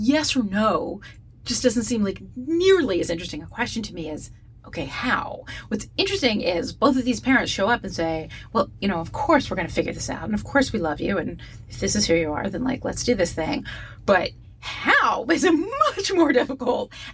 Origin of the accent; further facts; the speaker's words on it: East Coast, United States; now in Pacific Northwest, United States; growing up on the East Coast, and for my life could not understand why it was always raining. And then I moved to the Pacific Northwest